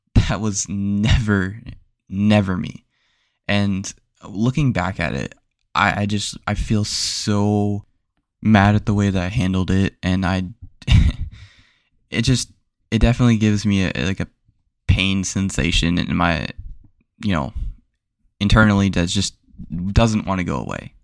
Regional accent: Florida, United States; where I grew up, I grew up in Florida

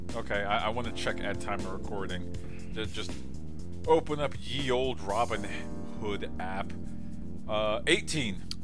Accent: United States; as an American

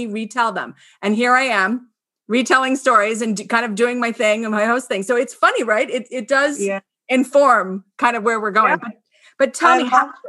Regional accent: Scarsdale, New York, United States; moved away; also born or lived in Winter Park, Florida; I'm from Scarsdale

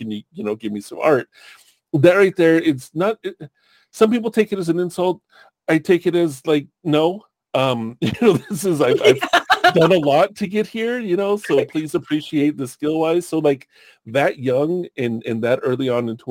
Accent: Long Beach, California, United States; also born or lived in Oceanside, California / Santa Rosa area, California; I grew up in Southern California

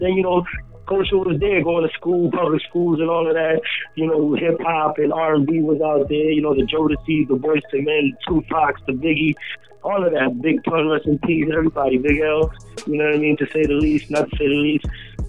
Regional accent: Springfield, Massachusetts, United States; I grew up in the North End, which is Plainfield, that whole area. You know what I mean? That's predominantly Hispanic.

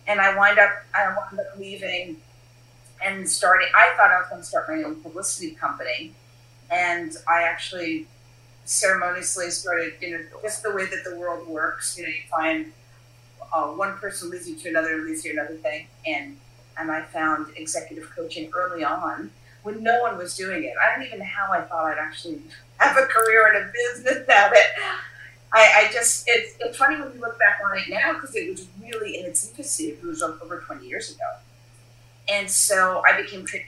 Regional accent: New York City, New York, United States; I'm born and raised in Brooklyn, New York.

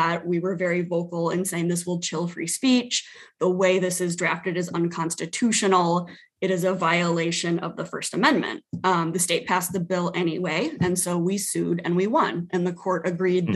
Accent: Sioux City, Iowa, United States; moved away as an adult; now in South Dakota, United States; living in Sioux City, my hometown.

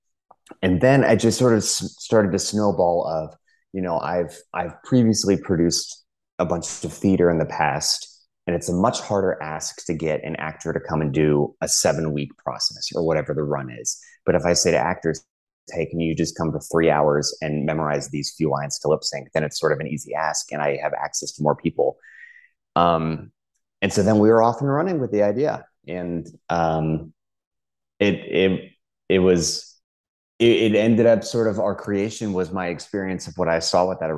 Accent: Houston, Texas, United States; moved away; I'm originally from Houston, Texas

